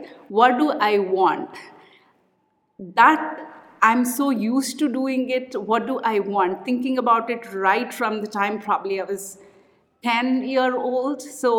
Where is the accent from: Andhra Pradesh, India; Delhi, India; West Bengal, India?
Andhra Pradesh, India; Kakinada; now in Bangalore, India; I'm from Andhra, a place called Kakinada.